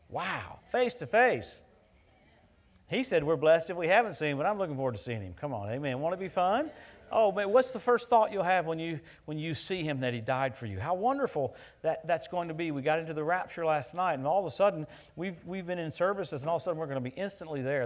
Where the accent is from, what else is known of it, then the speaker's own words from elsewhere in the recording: Louisiana, United States; where I grew up in Louisiana